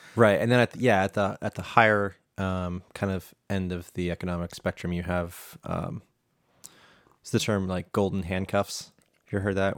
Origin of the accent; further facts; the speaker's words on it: United States; I'm an American